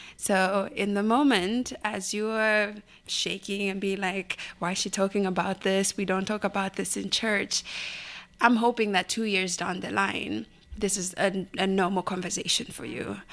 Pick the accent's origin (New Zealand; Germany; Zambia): Zambia; Lusaka, Lusaka Province; moved away; I grew up in a small compound called Linda in Lusaka.